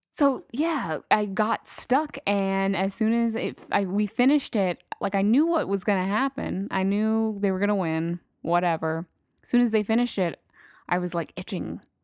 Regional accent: El Paso, Texas, United States; I'm from fucking Texas, so El Paso, Texas

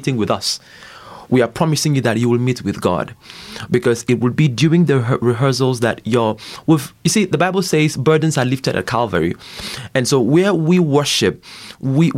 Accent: Akwa Ibom, Nigeria; I'm from Nigeria

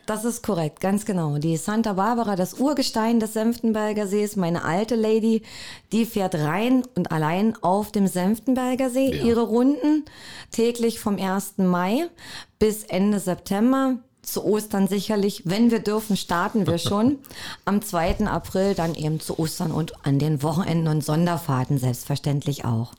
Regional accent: Cottbus, Brandenburg, Germany; also born or lived in Werben, Spreewald; Ich selber bin gebürtige Cottbusserin. Und äh, mein Elternhaus ist in Werben

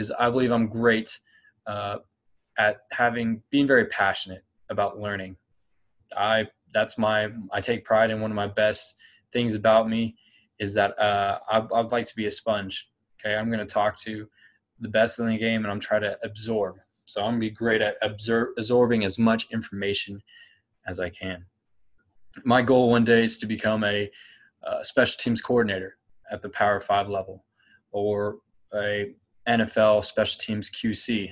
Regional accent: Clovis, California, United States; I grew up in Clovis, California, okay, right near Fresno

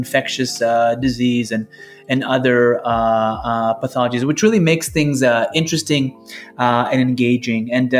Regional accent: Israel; moved away; I was born and raised in Israel

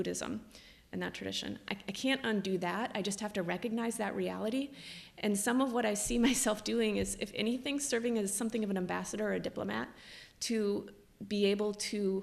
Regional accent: United States; as an American

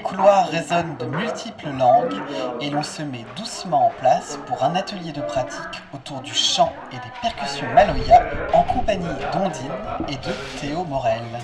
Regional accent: Côte d’Ivoire; je viens de la Côte d'Ivoire, je suis né en Côte d'Ivoire, mais d'origine malienne, guinéenne

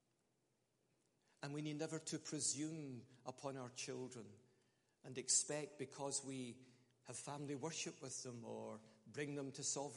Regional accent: Scotland, United Kingdom; I'm Scottish.

